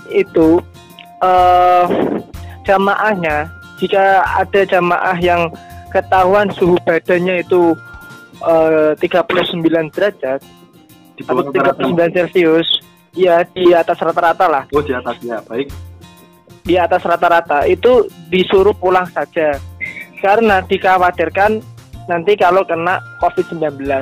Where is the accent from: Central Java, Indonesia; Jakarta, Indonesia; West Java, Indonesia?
Central Java, Indonesia; Sukodono; Oh, desa Sukodono, kecamatannya Tahunan, kabupatennya Jepara tadi.